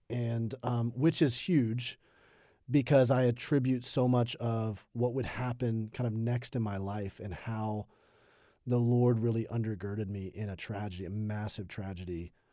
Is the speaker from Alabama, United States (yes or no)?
yes; Birmingham, Alabama, United States; moved away as an adult; also born or lived in Indianapolis, Indiana / South Carolina; I grew up in Alabama. I was a pastor's kid, Birmingham, Alabama.